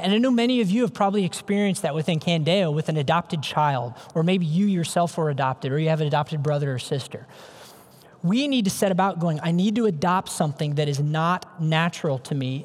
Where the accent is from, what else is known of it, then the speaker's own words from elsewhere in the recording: Ames, Iowa, United States; I'm an Iowa kid, born and raised. I grew up in Ames, Iowa. That's home for me.